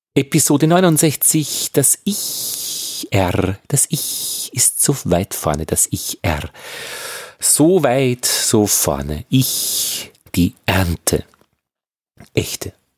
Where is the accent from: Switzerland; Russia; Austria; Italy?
Austria; Upper Austria; ich bin Oberösterreicher, ich kann das R nicht wirklich gut